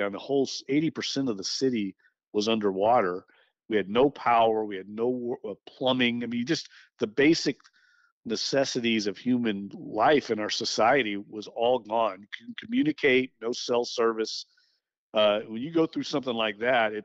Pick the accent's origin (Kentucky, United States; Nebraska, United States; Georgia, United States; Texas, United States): Kentucky, United States; Louisville; also born or lived in Florida / Nashville, Tennessee; now in New Orleans, United States; my hometown is Louisville, Kentucky, so I had family